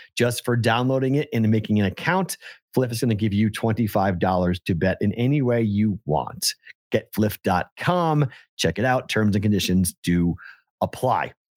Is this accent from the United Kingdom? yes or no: no; Boston, Massachusetts, United States; now in Las Vegas, United States; I'm from Boston